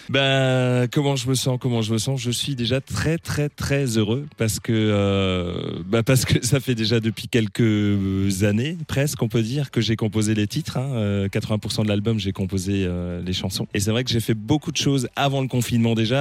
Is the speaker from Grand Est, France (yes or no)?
yes; Neewiller-près-Lauterbourg, Grand Est, France; j'ai grandi et j'ai baigné en fait dans cette culture franco-allemande, étant donné que je viens de Névillers près Lauterbourg, donc c'est tout proche de la frontière